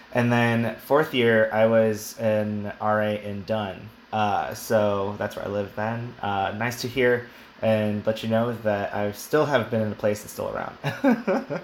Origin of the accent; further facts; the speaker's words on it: El Paso, Texas, United States; moved away as an adult; also born or lived in St. Louis; I'm from El Paso, Texas. As I mentioned previously, uh, so I am from the desert